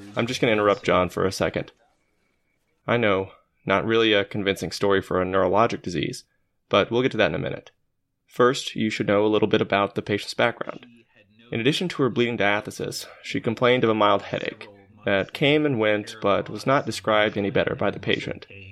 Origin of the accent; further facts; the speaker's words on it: Arkansas, United States; our days growing up in Arkansas